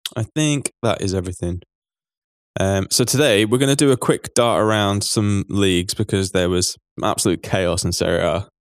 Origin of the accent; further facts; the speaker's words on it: England, United Kingdom; as an English person